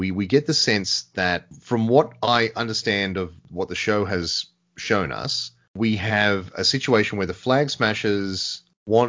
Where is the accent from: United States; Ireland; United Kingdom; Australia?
Australia; as an Australian